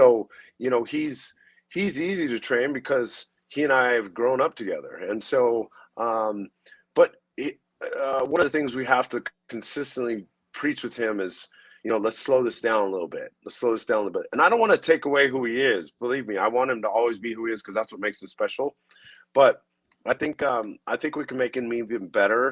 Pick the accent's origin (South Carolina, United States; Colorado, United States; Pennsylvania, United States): Colorado, United States; Denver; I grew up in the inner city of Denver.